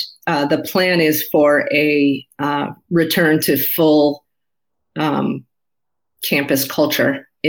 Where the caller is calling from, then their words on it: Connecticut, United States; I am generally in the New York, New Jersey area of the United States, although right now I'm calling in from Connecticut, although technically that's the tri-state area.